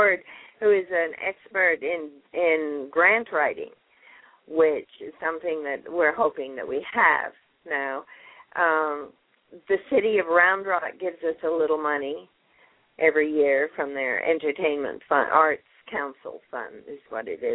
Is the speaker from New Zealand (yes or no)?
no; Canada; moved away as an adult; also born or lived in England; now in Texas, United States; raised in Canada